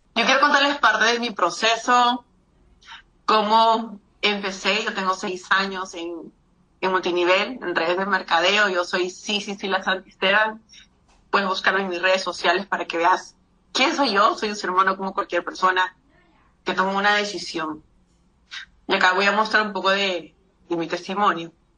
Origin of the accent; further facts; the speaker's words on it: Peru; yo soy peruana